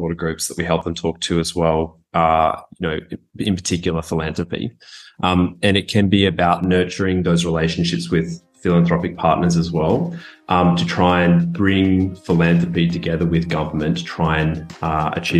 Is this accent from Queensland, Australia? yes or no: yes; Goondiwindi, Queensland, Australia; also born or lived in Brisbane; I grew up in Queensland, and so that was kind of my formative experience, was the Great Sunshine State.